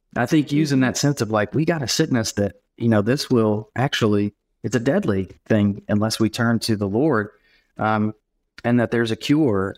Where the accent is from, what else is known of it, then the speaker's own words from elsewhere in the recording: Knoxville, Tennessee, United States; I live in Knoxville, Tennessee, and I'm actually from Knoxville.